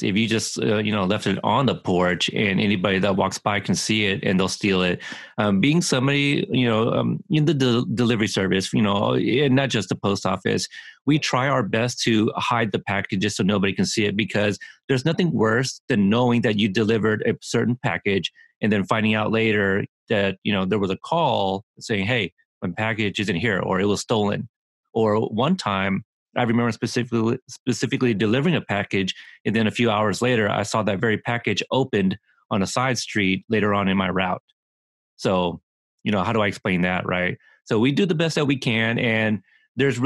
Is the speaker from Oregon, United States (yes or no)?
yes; Oregon, United States; also born or lived in Texas; I was born in Texas and one grandfather was there. And then the other grandfather was in Colorado. So I never got to see them growing up. I had one grandmother growing up with me in, here in Oregon